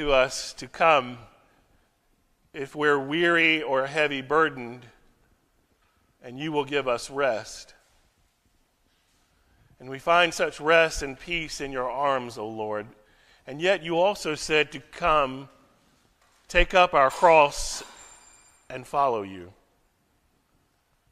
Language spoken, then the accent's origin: English; United States; now in Frankfurt, Germany; As an American